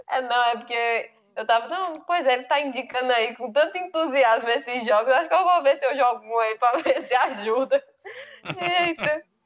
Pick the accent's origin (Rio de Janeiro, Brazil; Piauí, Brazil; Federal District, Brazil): Piauí, Brazil; Floriano; moved away; eu tava em casa lá na minha cidade, em Floriano